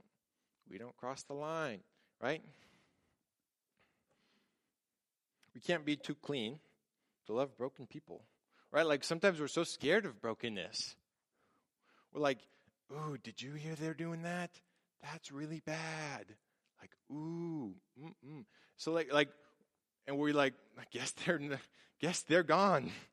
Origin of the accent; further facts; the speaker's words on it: Tacoma, Washington, United States; I grew up in Tacoma